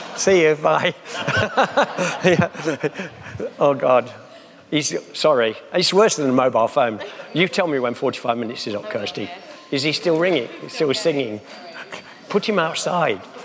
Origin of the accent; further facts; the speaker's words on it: Nottingham, East Midlands, United Kingdom; I come from Nottingham